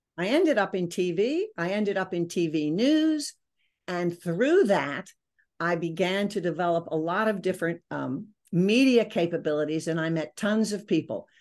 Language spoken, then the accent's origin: English; Maryland, United States; moved away as an adult; also born or lived in Virginia / New York City; I grew up in Maryland